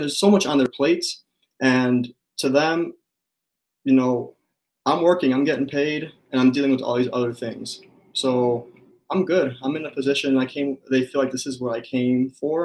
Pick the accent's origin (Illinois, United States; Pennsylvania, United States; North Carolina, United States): Illinois, United States; Cicero; also born or lived in Los Angeles, California; now in Minnesota, United States; i grew up right outside of chicago in this town called cicero